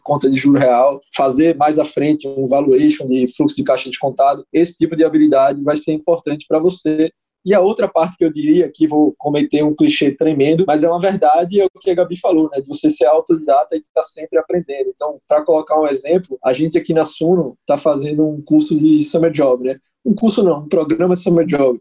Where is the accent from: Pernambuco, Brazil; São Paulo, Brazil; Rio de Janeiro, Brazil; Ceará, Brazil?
Pernambuco, Brazil; Recife; Recife, Pernambuco. Muito orgulho como bom recifense, sou bairrista até demais